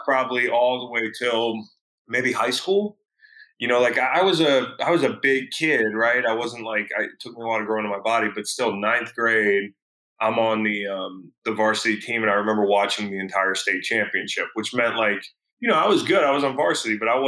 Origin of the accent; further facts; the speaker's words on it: California, United States; moved away; the small town where I grew up. And once we moved from California, when he retired